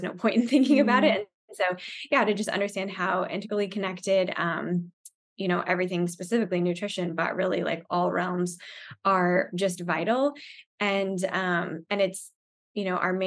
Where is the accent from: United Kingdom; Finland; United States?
United States; Arizona; now in Dallas, United States; I grew up in Arizona, so I guess I'm used to the heat.